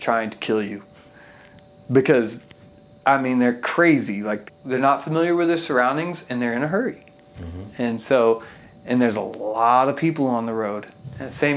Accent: Fort Worth, Texas, United States; I am from Fort Worth, Texas

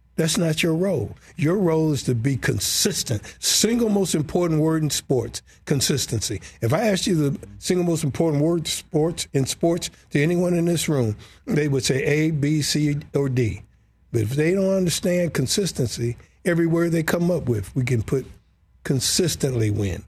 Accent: Detroit, Michigan, United States; I'm this brother from Detroit

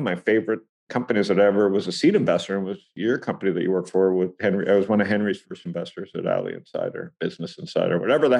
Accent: Toronto, Ontario, Canada; So I think, you know, growing up in Toronto with the mining in Saskatchewan

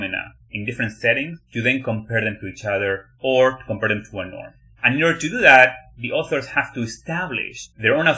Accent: Argentina; moved away as an adult; now in United States; So I came from Argentina to the US.

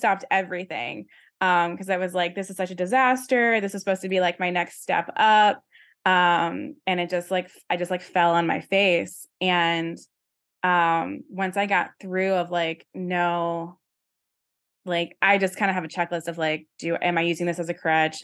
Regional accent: Virginia, United States; moved away; I don't know who I'd be if I had stayed in Virginia, like, my whole life

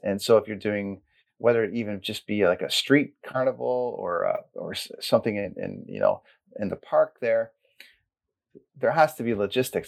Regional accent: Port Perry, Ontario, Canada; I grew up in Cesarea in Blackstock area and then I ended up going to Port Perry High School

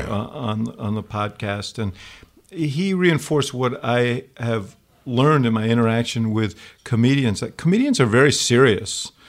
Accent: New York, United States; I'm a New Yorker

